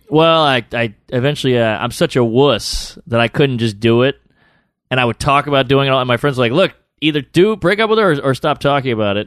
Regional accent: New Orleans, Louisiana, United States; I'm from New Orleans

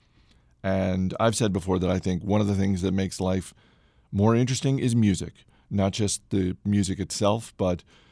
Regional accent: Maine, United States; I grew up in Maine

